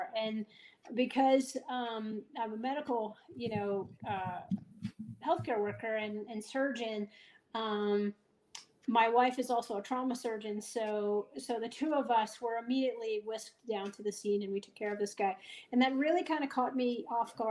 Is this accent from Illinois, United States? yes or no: no; Fort Lauderdale, Florida, United States; moved away as an adult; now in Denver, United States; I am originally from Fort Lauderdale